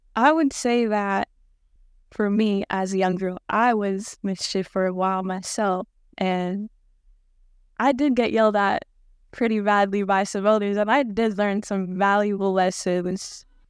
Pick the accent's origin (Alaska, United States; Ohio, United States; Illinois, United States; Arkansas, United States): Alaska, United States; Hooper Bay; I'm from Hooper Bay, and I was raised by a community and an elder, and let me just take you with me to my hometown called Hooper Bay